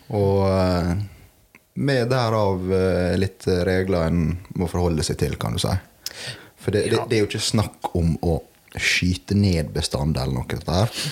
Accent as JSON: {"language": "Norwegian", "country": "Norway", "said": "der jeg kommer ifra"}